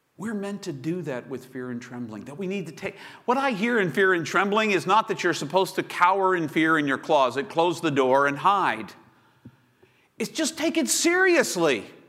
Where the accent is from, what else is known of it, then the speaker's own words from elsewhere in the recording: Chesapeake, Virginia, United States; I grew up in Chesapeake, Virginia